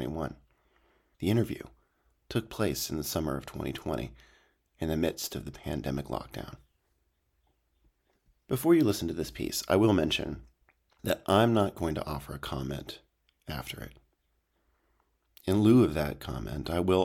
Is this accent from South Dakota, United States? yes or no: no; Wisconsin, United States; now in Berkeley, United States; my hometown